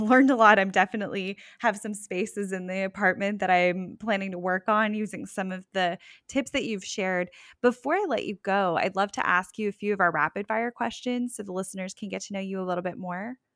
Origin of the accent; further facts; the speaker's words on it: Parkland, Florida, United States; now in Sanford, United States; I'm originally from Parkland